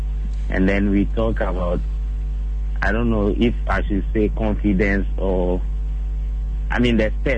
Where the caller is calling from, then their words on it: Ashaiman, Greater Accra, Ghana; calling from Ashaman.